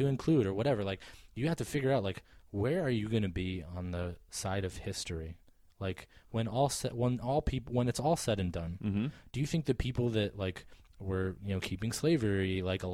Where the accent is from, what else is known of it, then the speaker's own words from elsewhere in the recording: Wisconsin, United States; now in Connecticut, United States; I'm from Wisconsin originally